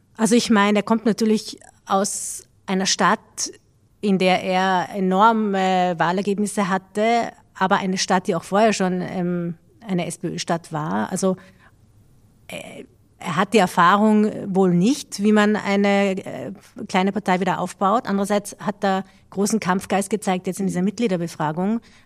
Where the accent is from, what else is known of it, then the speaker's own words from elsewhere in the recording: Austria; haben wir als Österreicher eine gewisse Geschichte mit peinlichen Episoden